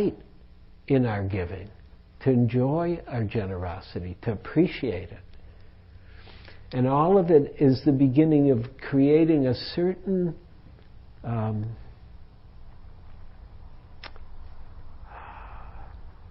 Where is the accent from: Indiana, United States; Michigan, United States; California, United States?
Michigan, United States; Detroit; now in San Francisco Bay Area, United States; I grew up in Detroit. I was like a Red Wings kid, big time